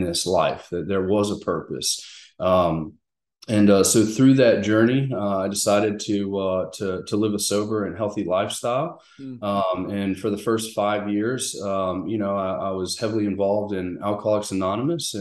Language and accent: English; Mandeville, Louisiana, United States; moved away; also born or lived in South Carolina / Texas / Arkansas / Memphis, Tennessee; I'm originally from Mandeville, Covington area